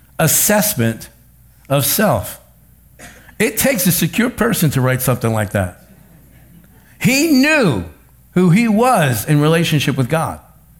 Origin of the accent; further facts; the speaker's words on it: New Jersey, United States; accent: North Jersey; I don't talk right. I talk like I come from North Jersey.